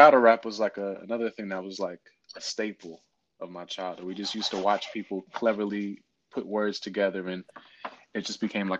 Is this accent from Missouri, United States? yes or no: no; Virginia, United States; so I grew up in Virginia and it is a military town.